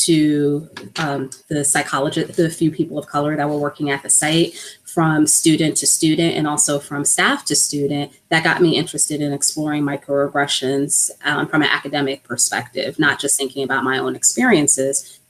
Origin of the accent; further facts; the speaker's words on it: New York City, New York, United States; I was born and raised in New York, but my family is originally from the Virgin Islands. So I'm a first generation American, and I grew up in a predominantly Black part of New York, Harlem